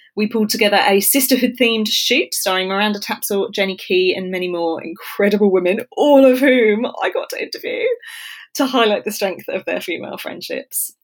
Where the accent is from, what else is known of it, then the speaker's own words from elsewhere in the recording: South Coast, England, United Kingdom; moved away; I grew up on the South Coast